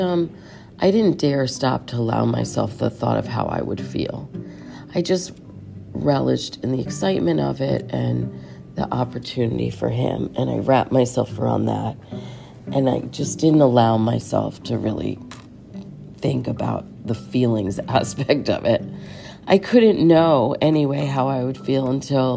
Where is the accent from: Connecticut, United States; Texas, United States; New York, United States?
Connecticut, United States; I grew up in Connecticut